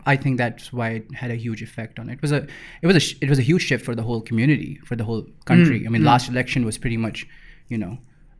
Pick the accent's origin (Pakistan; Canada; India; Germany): Pakistan; Lahore, Punjab; so I grew up in Iqbal Town, which is like a pura Iqbal Town was just filled with anxiety.